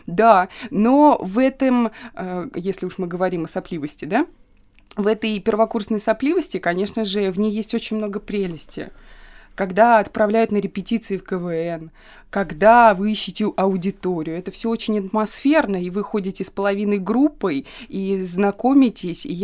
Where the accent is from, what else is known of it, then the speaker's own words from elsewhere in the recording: Kaluga, Kaluga Oblast, Russia; moved away as an adult; now in Saint Petersburg, Russia; потому что я приехала в новый город, я из Калуги переехала в Петербург. Я жила в общаге